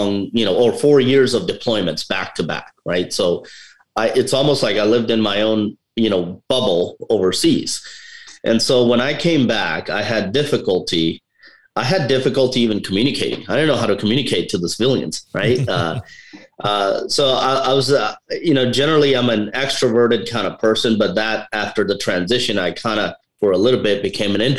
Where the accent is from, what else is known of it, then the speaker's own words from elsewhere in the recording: India; now in United States; I'm from India